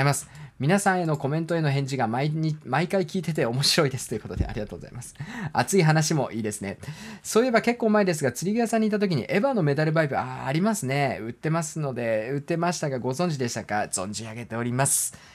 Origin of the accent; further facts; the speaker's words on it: Hokkaido, Japan; moved away; also born or lived in Sapporo; 僕もね、あの、北海道出身で、ずっとね、あのー、札幌に住んでたんですけれども